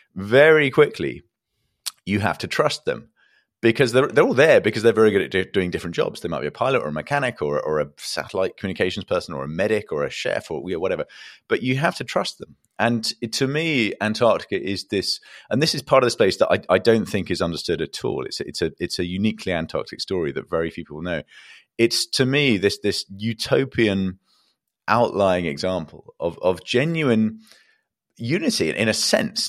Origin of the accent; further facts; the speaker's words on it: England, United Kingdom; I'm an Englishman